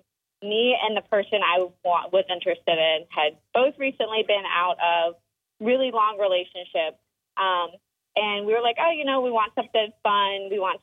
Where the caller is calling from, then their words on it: Summerville, South Carolina, United States; I'm calling from Somerville.